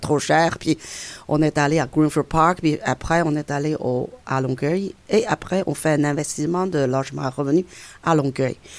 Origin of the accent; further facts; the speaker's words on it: China; French is a second language; moved away as an adult; now in Quebec, Canada; Je suis chinoise, c'est sûr et certain, parce que ça fait 42 ans que j'ai vécu en Chine.